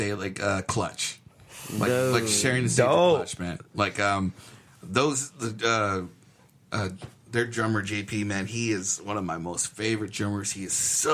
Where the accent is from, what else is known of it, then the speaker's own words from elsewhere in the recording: Texas, United States; we're from Texas